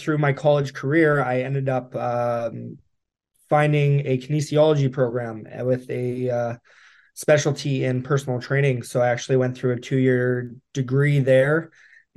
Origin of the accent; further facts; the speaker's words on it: Whitehorse, Yukon, Canada; now in Edmonton, Canada; Born and raised, yes, Whitehorse, Yukon.